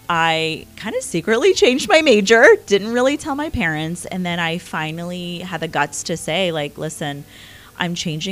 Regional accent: Houston, Texas, United States; English is a second language; moved away as an adult; also born or lived in India; now in Mason, Ohio, United States; I grew up in Houston, Texas, and, taught there for 10 years

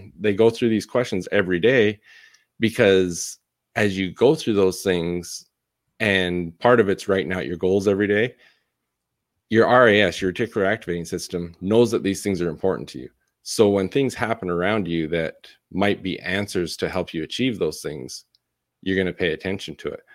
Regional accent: Canada; moved away as an adult; also born or lived in Utah; now in Arizona, United States; born and raised in Canada

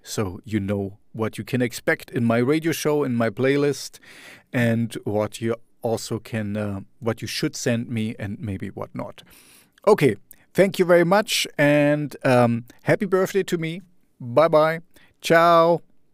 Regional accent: Germany; in my hometown

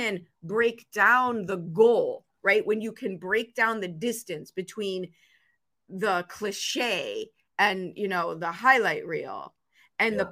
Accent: Chicago, Illinois, United States; the 5-foot-tall female growing up in Chicago

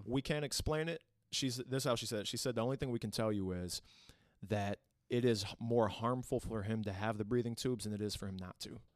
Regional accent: Toledo, Ohio, United States; Born and raised in Toledo, Ohio

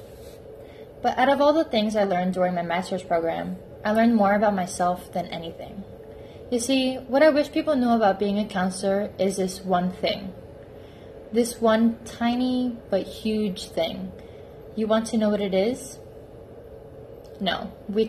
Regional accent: New Jersey, United States; moved away as an adult; now in Chicago, United States; I'm from New Jersey, and not from the Jersey Shore

